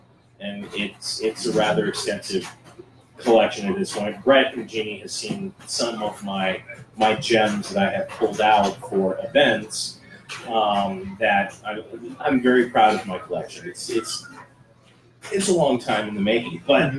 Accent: Wisconsin, United States; now in Colorado, United States; I'm actually a Wisconsin native, so Colorado is not my home.

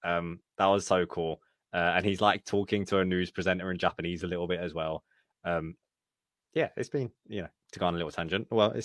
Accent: United Kingdom; I'm British.

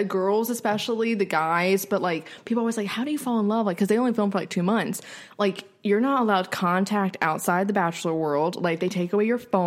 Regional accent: Winston-Salem, North Carolina, United States; I'm from Winston

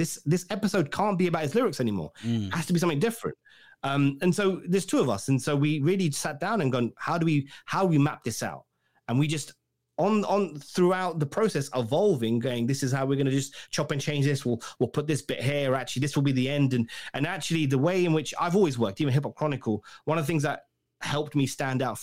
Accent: England, United Kingdom; I'm English

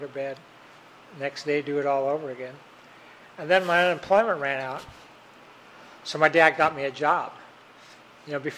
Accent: Tacoma, Washington, United States; moved away as an adult; also born or lived in Seattle, Washington / California; I grew up in Tacoma, Washington, and then I went to Seattle to school

